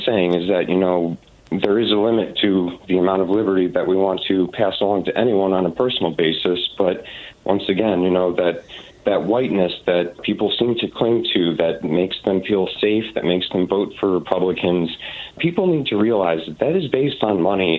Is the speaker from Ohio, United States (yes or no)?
yes; Ohio, United States; I come from Ohio, which has always been somewhat considered a conservative state.